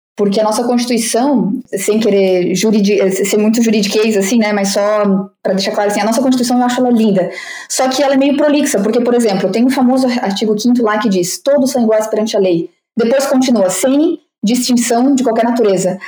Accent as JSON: {"language": "Portuguese", "country": "Brazil", "moved": "yes", "said": "eu digo que sou brasileira"}